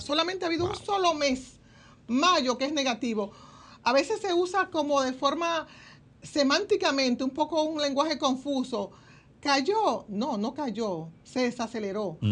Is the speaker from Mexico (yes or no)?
no; Dominican Republic